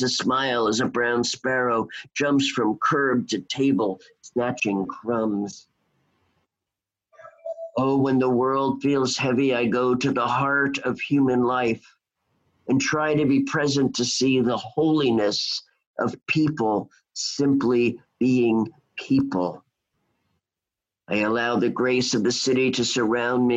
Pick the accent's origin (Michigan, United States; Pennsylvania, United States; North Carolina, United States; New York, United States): New York, United States; New York City; also born or lived in Seattle; my hometown, New York City